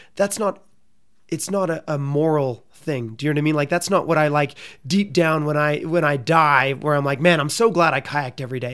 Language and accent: English; Canada; I'm from Canada